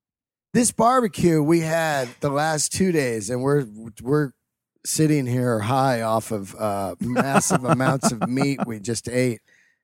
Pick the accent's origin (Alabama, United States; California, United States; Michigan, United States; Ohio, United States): California, United States; the Bay Area; also born or lived in Yosemite; I grew up in the Bay Area, ate barbecue in Oakland all my life at a place called Flint's. Off of Shattuck Street, I believe, 48th and Shattuck.